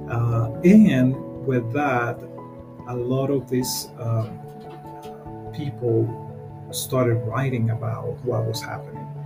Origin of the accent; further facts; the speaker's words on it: Panama; moved away as an adult; now in United States; I am originally from Panama. Um, I have lived here in the United States for almost 30 years.